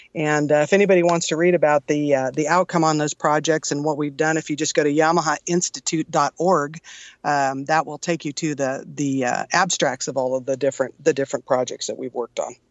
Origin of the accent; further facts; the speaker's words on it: San Jose, California, United States; moved away as an adult; now in Tucson, United States; originally born and raised in California in the San Jose area, heart of Silicon Valley